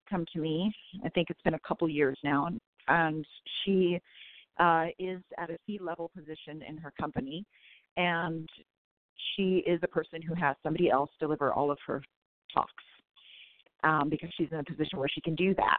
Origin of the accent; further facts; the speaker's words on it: California, United States; also born or lived in San Francisco Bay Area; I'm a Californian